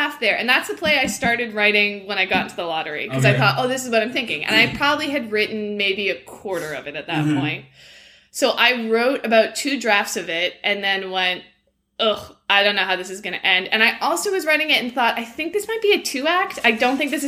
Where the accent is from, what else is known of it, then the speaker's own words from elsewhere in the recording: Peterborough, Ontario, Canada; also born or lived in Scotland; I grew up between Peterborough in Ontario, and I actually spent my summers and did a couple years of school in Scotland